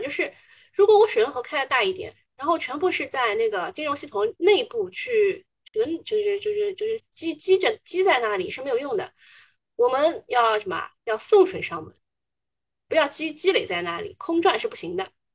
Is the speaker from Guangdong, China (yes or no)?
no; Shanghai, China; 我之前不讲上海话，人家还不知道我是哪里人，还，还觉得我是新上海人